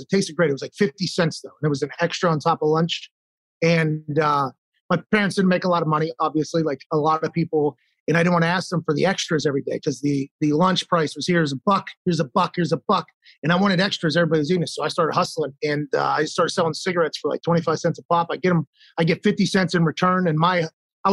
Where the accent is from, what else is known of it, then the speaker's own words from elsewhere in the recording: Pittsburgh, Pennsylvania, United States; I was born in McGee's Women's Hospital in Pittsburgh